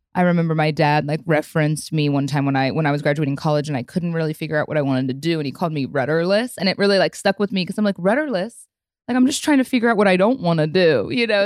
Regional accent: Midwest, United States; also born or lived in Chicago / Austin; now in Dallas, United States; I grew up in the Midwest and lived in Chicago before I moved to Texas

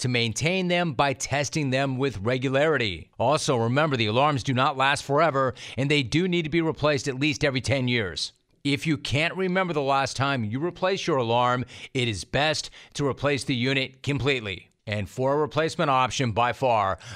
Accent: Los Angeles, California, United States; my hometown

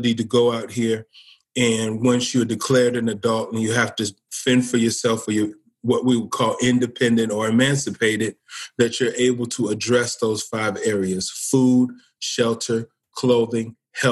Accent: Cincinnati, Ohio, United States; now in Springfield, United States; I'm from Cincinnati, Ohio

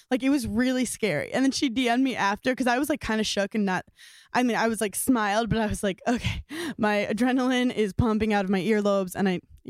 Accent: New York City, New York, United States; also born or lived in The Bronx, New York; Born in the Bronx and I lived there for a year. And then the rest of my life, I was in Park Slope, Brooklyn.

